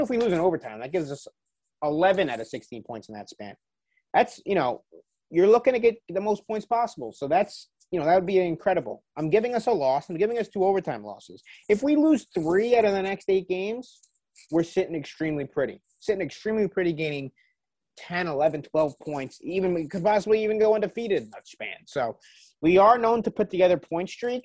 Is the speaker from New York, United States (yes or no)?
yes; New York, United States; I am a New Yorker